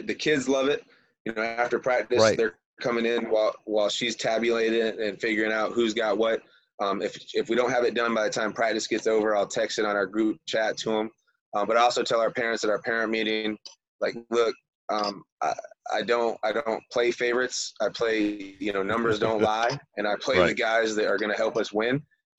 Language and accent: English; Michigan, United States; also born or lived in Florida; I'm from Michigan originally, had a rough life, got to live in Michigan all summer, and got to live in Florida all winter.